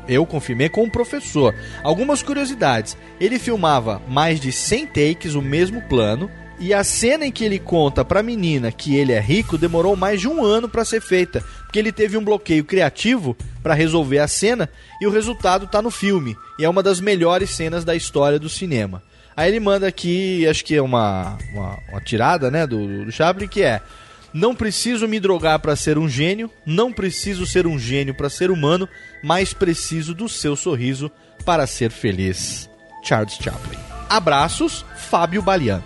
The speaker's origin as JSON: {"language": "Portuguese", "town": "Brasília", "region": "Federal District", "country": "Brazil", "said": "sou de Brasília"}